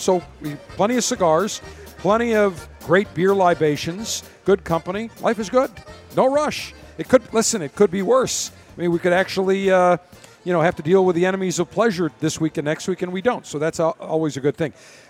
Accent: Buffalo, New York, United States; growing up in Buffalo

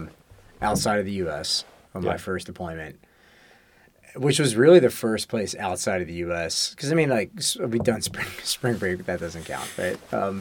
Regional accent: East Coast, United States; Growing up, I just like, I don't know, maybe it's growing up on the East Coast.

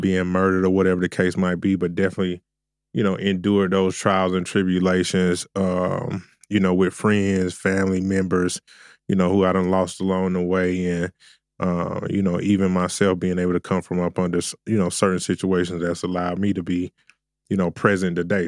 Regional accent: Augusta, Georgia, United States; I'm originally from Augusta, Georgia.

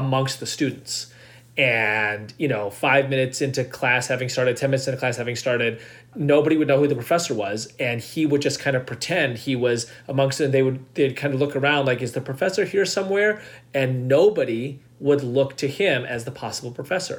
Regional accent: United States; we're Indian Americans

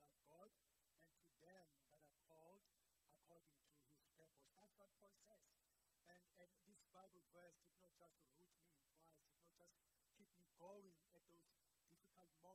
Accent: Port Elizabeth, Eastern Cape, South Africa; originally I am from Port Elizabeth, so I was born there and I was raised there.

